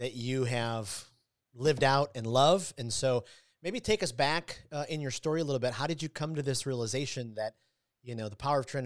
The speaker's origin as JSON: {"language": "English", "town": "Detroit", "region": "Michigan", "country": "United States", "tie": "born or raised there", "said": "I grew up in Detroit, so not far from Ann Arbor, Michigan"}